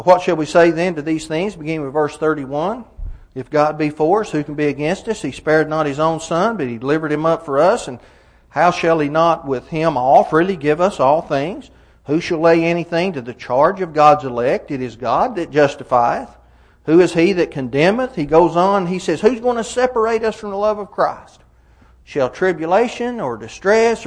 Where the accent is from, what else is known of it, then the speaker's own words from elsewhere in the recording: Fentress County, Tennessee, United States; I grew up in Fentress County of Tennessee